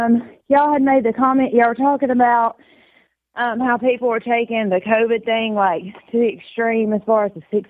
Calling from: Tuscaloosa, Alabama, United States; mm-hmm. and I am calling from Tuscaloosa.

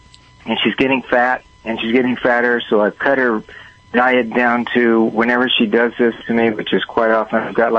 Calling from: Huntington Beach, California, United States; I'm in Huntington Beach, California.

